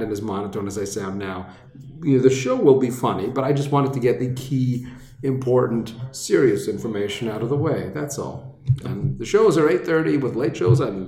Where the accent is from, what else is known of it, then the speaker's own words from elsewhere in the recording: Laval, Quebec, Canada; I grew up in Laval